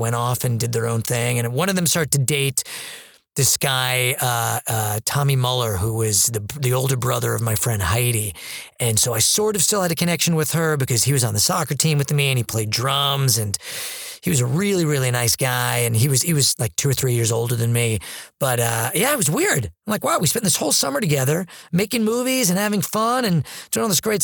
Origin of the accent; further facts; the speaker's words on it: Manhasset, New York, United States; where I grew up in Manhasset